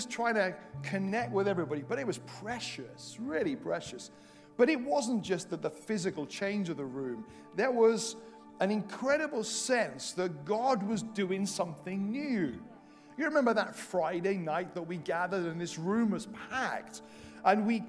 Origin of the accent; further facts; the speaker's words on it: Welsh, Wales, United Kingdom; now in England, United Kingdom; I say this as a Welsh missionary in England